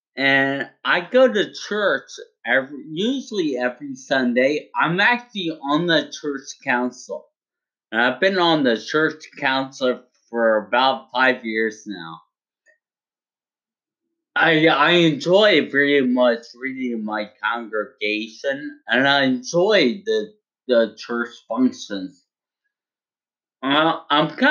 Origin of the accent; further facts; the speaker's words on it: United States; I'm very proud to be an American